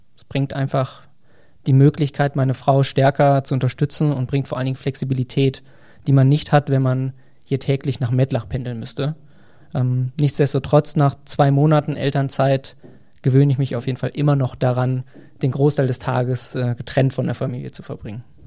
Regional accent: near Bielefeld, North Rhine-Westphalia, Germany; moved away as an adult; also born or lived in Saarbrücken; Ich bin in der Nähe von Bielefeld aufgewachsen

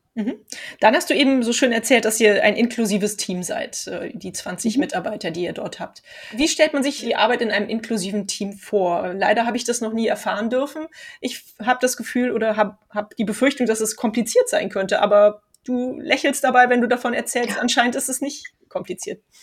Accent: Cologne, North Rhine-Westphalia, Germany; wir kommen ja aus Köln hier

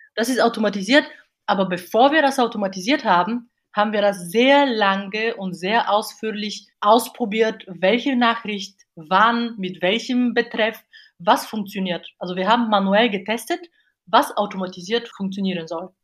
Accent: Bulgaria; German is a second language; moved away as an adult; now in Cologne, Germany; Ursprünglich komme ich aus Bulgarien, bin aber hier mit äh, 18 Jahren nach Deutschland gekommen, um zu studieren.

